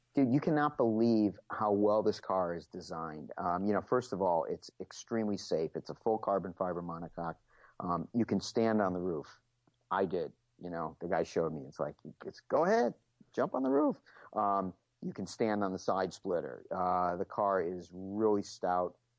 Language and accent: English; United States; I'm an American, so I love muscle cars